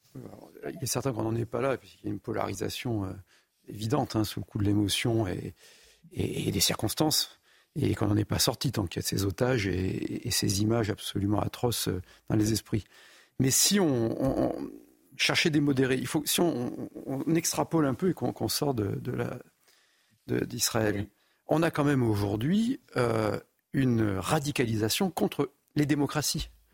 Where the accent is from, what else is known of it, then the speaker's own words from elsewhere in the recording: France; moi je suis français hein, et uniquement français